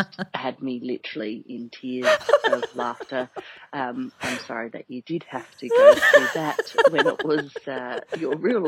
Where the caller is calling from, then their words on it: Singapore; I'm calling from Singapore.